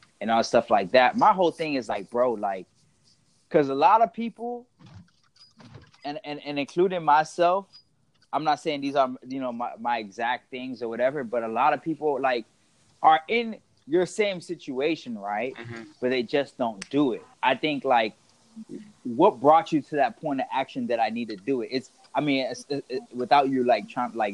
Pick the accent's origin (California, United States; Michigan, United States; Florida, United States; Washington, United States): Florida, United States; Miami; I was born and raised in Miami.